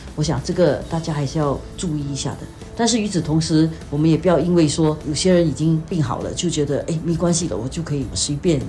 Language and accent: Chinese; Singapore; 作为新加坡人，我们了解的一些情况